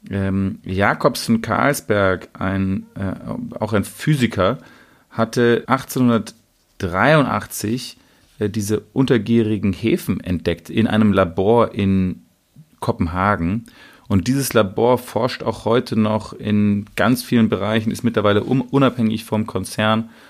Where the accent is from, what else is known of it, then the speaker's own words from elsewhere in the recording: Sweden; als Schwede soll man die gleiche, sich hinter die nationale Linie stellen. Also es ist eine ganz komische Art von Nationalismus und Nationalstolz und wir Schweden machen es anders als der Rest der Welt.